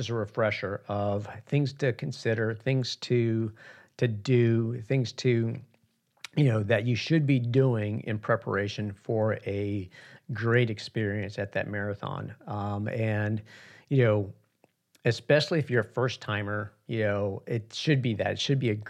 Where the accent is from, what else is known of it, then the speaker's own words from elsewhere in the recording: New York City, New York, United States; moved away; I was born in Queens in New York, and I haven't been back probably in about 30 years